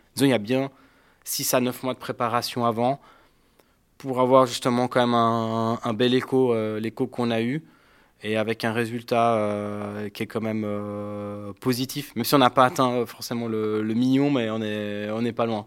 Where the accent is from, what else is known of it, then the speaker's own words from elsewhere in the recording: Geneva, Switzerland; Je suis euh, genevois